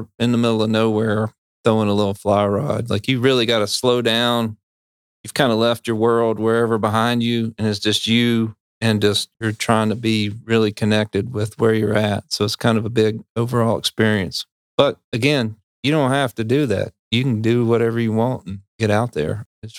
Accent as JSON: {"language": "English", "region": "North Carolina", "country": "United States", "tie": "born or raised there", "said": "Well, so I grew up in Piedmont in North Carolina, and I fished for bluehead chubs with a cane pole."}